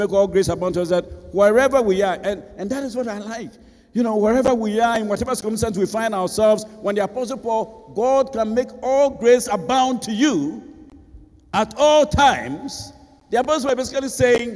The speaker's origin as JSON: {"language": "English", "region": "Ashanti", "country": "Ghana", "tie": "born or raised there", "also_born_or_lived": "Abidjan", "moved": "as an adult", "said": "I grew up in Ebuyakwa, you know, so I chose a school that was not too far"}